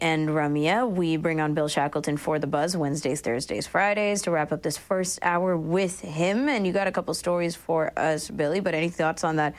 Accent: Toronto, Ontario, Canada; Not where I grew up in Scarborough.

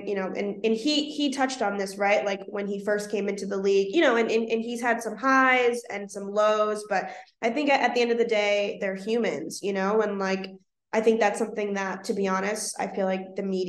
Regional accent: Boston, Massachusetts, United States; I'm from Boston, born and raised, I'm from Dorchester specifically

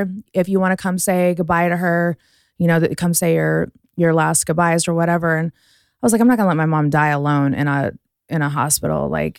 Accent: Las Vegas, Nevada, United States; also born or lived in Houston; Vegas. I'm a Vegas girl. Born in Houston, grew up in Vegas.

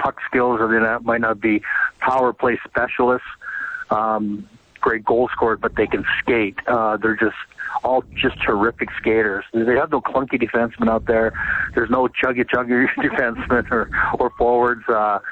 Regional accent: Western Canada, Canada; moved away; I'm from Western Canada. It's my roots.

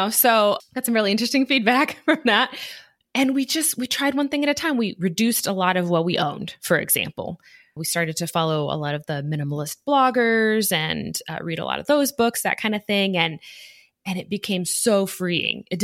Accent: Midwest, United States; I grew up primarily in the Midwest throughout different areas of the United States, Midwest, a few different states. And I was pretty much the only brown person I knew.

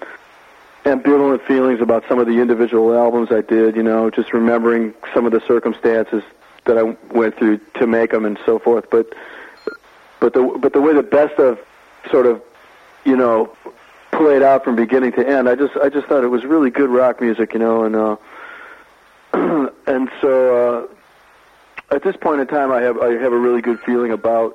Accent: Detroit, Michigan, United States; moved away as an adult; also born or lived in New York; I grew up in the Detroit area

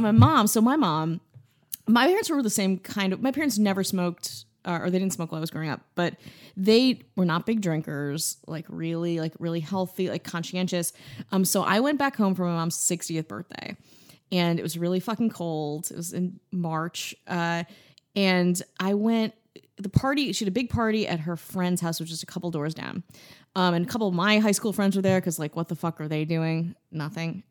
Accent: Wisconsin, United States; I'm from Wisconsin

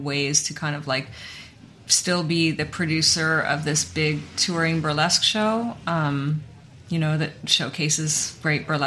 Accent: United States

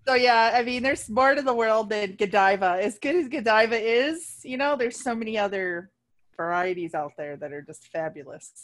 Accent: Ohio, United States; moved away; back home where I grew up in Ohio

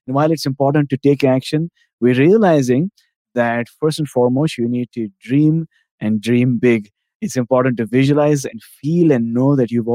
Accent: India; now in Canada; I'm from India

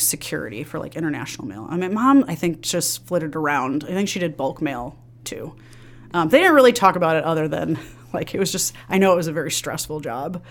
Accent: Villa Park, Illinois, United States; I grew up in the suburbs of Chicago. I grew up in Villa Park.

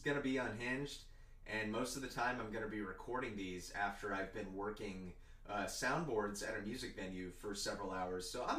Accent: San Antonio, Texas, United States; I was born in San Antonio

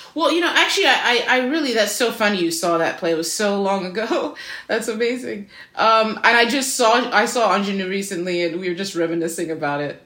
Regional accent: Zimbabwe; moved away as an adult; also born or lived in Midwest, United States; now in United States; I was born in the Midwest, that I, um, my parents were here for university, and then my par-, my father was a professor here, and then I moved to Zimbabwe when I was five, six years old, so I grew up there, came back here for college, and have been here ever

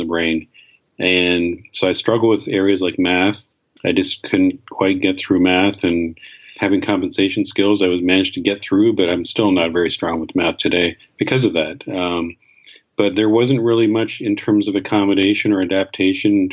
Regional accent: Canada; I grew up in Canada

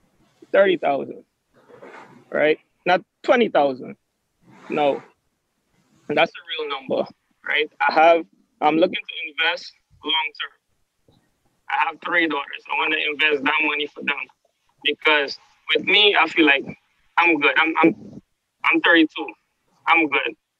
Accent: Guyana; now in Brooklyn, United States; I'm from Guyana, South America, but I've been living in Brooklyn now for the past 16 years.

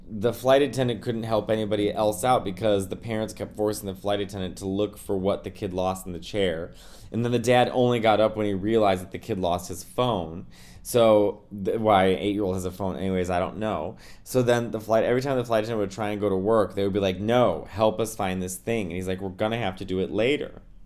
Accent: New York City, New York, United States; I'm a New Yorker

